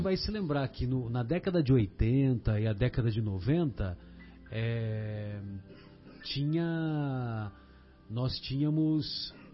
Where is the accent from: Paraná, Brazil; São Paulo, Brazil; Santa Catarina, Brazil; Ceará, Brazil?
São Paulo, Brazil; São José do Rio Pardo; moved away; eu saí de São José do Rio Pardo